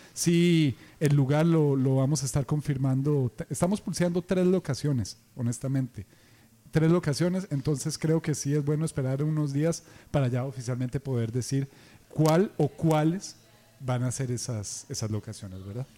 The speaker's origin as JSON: {"language": "Spanish", "region": "San José", "country": "Costa Rica", "said": "nosotros, que somos de aquí de San José"}